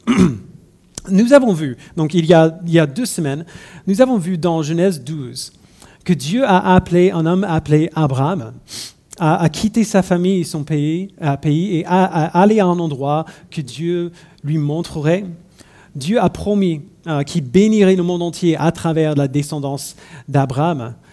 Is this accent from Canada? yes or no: no; United States; French is a second language; now in France; je suis né et j'ai grandi euh, aux États-Unis.